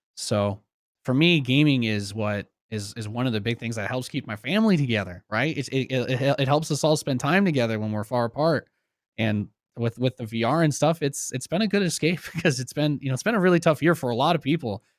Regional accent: Pennsylvania, United States; moved away as an adult; also born or lived in New York City / California; now in Nevada, United States; I've lived away from where I grew up in Pennsylvania

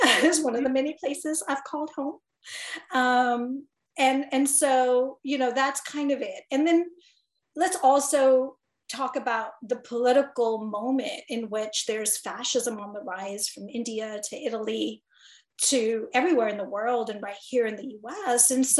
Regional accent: Gaborone, Botswana; moved away as an adult; When I first arrived in Chicago as an international student from Botswana, was like, well, I could tell you Botswana, but then you'd ask me, where's that? And then I'd say to you, well, I'm from the capital city, Gaborone

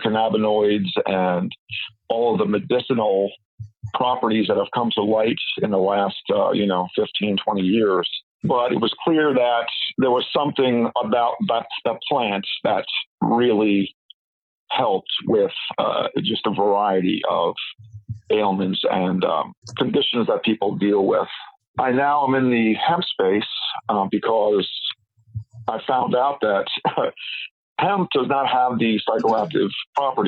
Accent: New York City, New York, United States; moved away; also born or lived in San Francisco; I was born in Brooklyn, New York

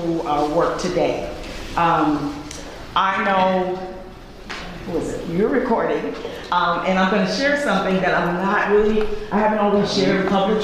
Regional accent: New York, United States; I am from New York

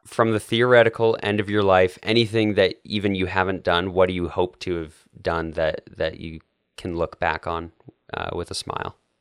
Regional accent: Canada; now in United States; I'm Canadian

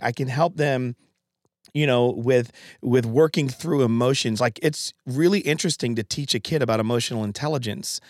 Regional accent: Connecticut, United States; moved away; I'm from Connecticut

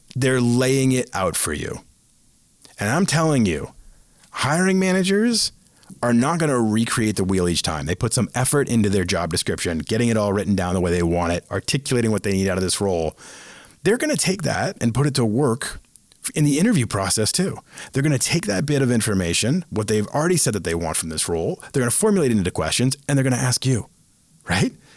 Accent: Bolton, Massachusetts, United States; in Bolton, Massachusetts, my hometown

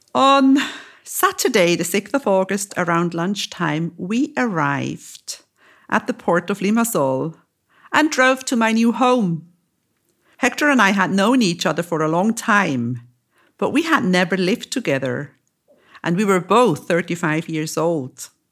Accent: Lucerne, Switzerland; moved away as an adult; also born or lived in Zurich; now in Cyprus; moved to my hometown, to Lucerne

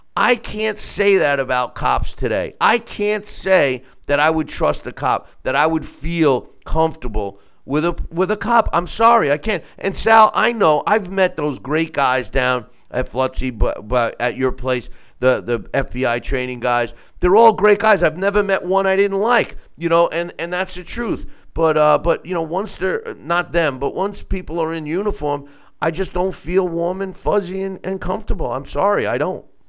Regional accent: New York, United States; my home state, New York

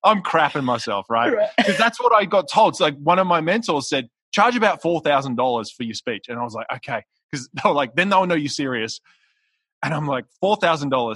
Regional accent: Australia; now in Newport Beach, United States; I'm Australian, which you can probably hear my accent, but I live in Newport Beach in California.

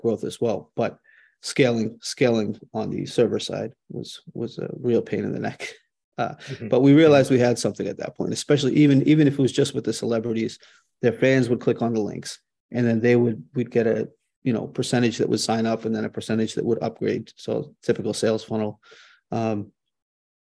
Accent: Boston, Massachusetts, United States; born and raised in Boston

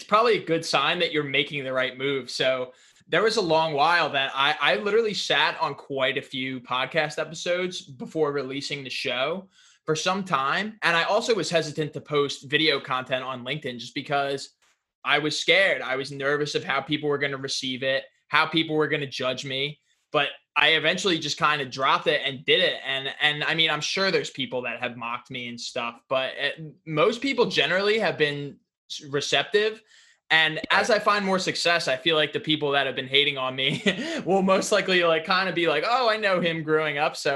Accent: United States; I'm from New York, New Jersey

